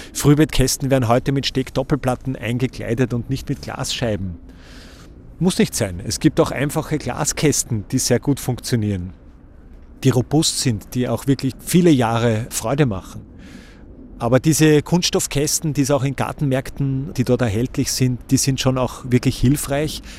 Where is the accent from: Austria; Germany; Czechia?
Austria; bei uns in Österreich